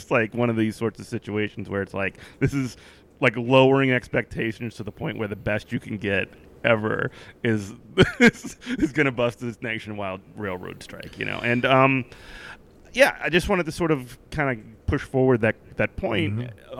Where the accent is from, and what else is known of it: Virginia, United States